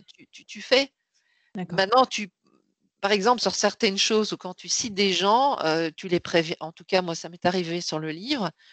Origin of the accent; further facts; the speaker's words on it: Belgium; moved away as an adult; now in Paris, France; je suis née en Belgique, j'ai fait mes études et j'y travaillé jusqu'en 99